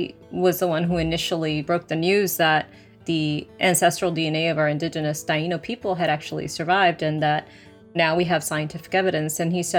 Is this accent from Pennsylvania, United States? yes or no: no; Massachusetts, United States; first language Spanish; English is a second language; My parents' first language is Spanish, so I got the benefit of learning their native language. So I started with Spanish, then learned English in school